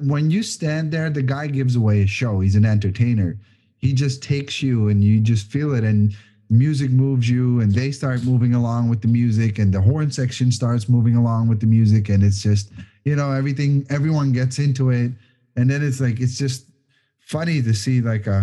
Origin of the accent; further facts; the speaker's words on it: Netherlands; moved away; when I grew up in Holland, I worked for a event management company